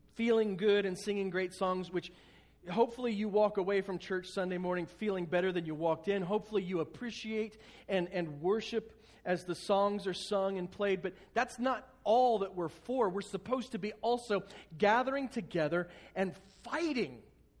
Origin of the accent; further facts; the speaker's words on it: United States; we, as American Christians